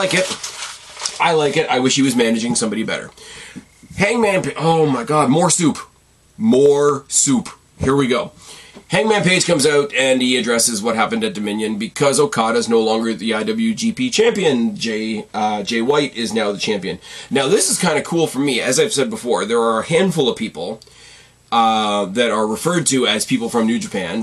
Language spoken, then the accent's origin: English; Canada; as a Canadian